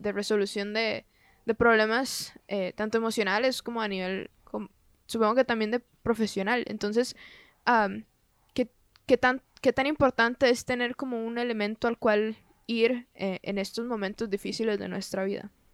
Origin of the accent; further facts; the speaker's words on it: Costa Rica; soy de Costa Rica